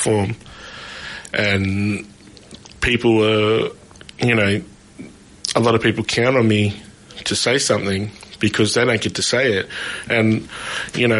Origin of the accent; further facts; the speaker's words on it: Shepparton, Victoria, Australia; I grew up in Shepparton